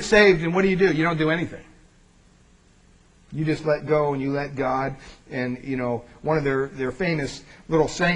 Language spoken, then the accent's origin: English; Pennsylvania, United States; I grew up in Pennsylvania.